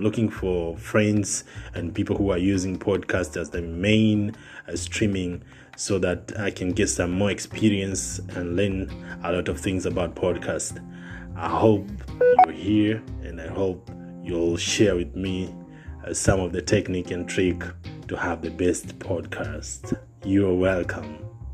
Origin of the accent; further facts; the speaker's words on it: Tanzania; I'm from East Africa, Tanzania